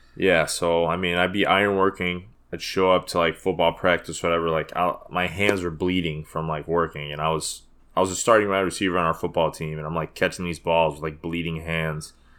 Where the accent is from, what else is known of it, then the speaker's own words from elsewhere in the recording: Chicago, Illinois, United States; also born or lived in Des Plaines; I was born in Chicago.